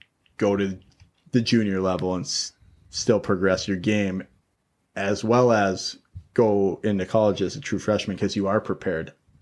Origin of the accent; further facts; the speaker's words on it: Rosemount, Minnesota, United States; Rosemount, where I grew up in Rosemount